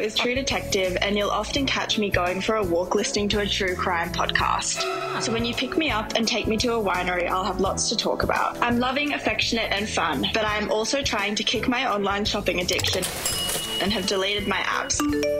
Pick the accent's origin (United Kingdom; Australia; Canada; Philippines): Australia; I'm an Aussie girl at heart, so on a Friday night, you'll catch me with my parents trying to win a meat tray.